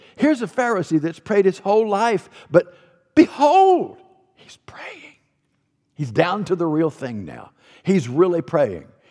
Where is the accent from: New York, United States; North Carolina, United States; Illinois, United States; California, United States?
North Carolina, United States; North Carolina, my home state